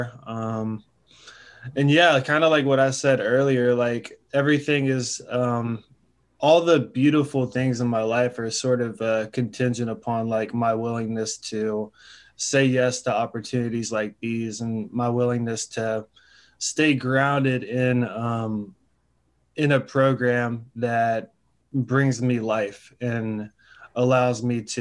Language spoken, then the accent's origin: English; Charlotte, North Carolina, United States; I'm from Charlotte, North Carolina